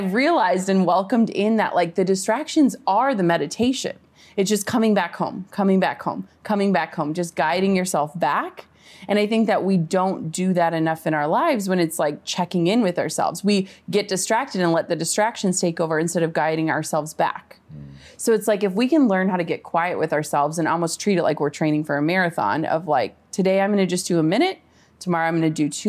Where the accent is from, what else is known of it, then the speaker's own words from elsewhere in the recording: Minnesota, United States; I'm from Minnesota, like small town. So like traffic for us is like when the stoplight is red.